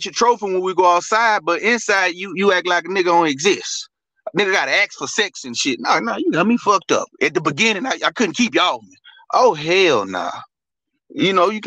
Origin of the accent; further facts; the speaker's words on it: Louisiana, United States; I'm from Louisiana.